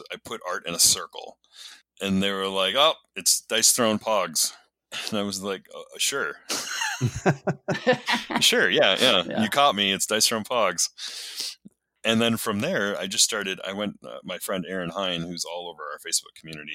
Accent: Minneapolis, Minnesota, United States; moved away as an adult; now in Spokane, United States; I grew up in the Minneapolis area in Minnesota

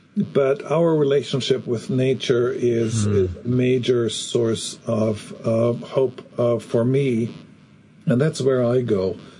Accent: Germany; growing up in Germany after the war

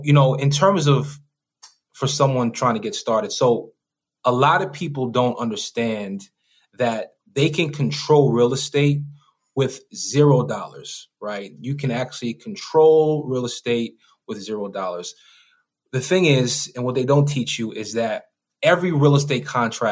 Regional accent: New York, United States; I come from New York, you know, the hood

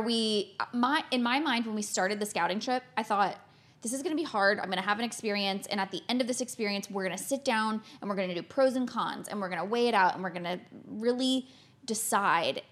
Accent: Florida, United States; moved away; I grew up in Florida, in the States

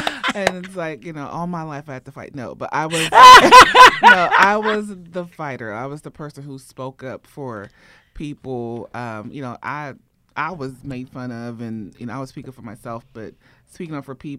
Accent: Ohio, United States; moved away as an adult; also born or lived in Nigeria; now in Atlanta, United States; I was born in Nigeria. Okay. And then I moved to Ohio.

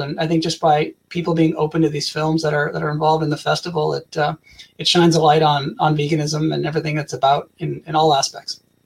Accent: Canada; I'm from Canada

